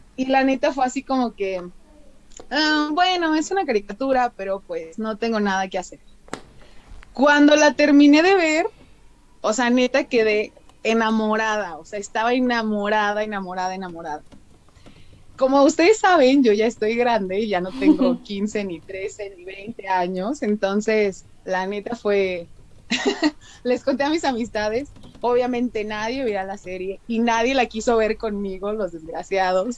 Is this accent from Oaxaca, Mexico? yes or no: no; San Luis Potosí, Mexico; accent: medio norteña; soy de San Luis Potosí, del bello estado de San Luis Potosí